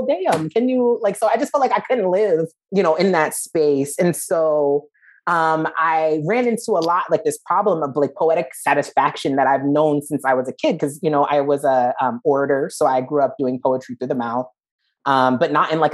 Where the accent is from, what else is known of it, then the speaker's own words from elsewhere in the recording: New Jersey, United States; I'm from New Jersey